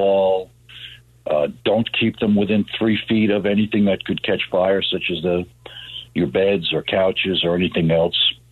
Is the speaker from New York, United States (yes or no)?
yes; New York City, New York, United States; I grew up in Queens, and there's no more diverse place probably in the world than Queens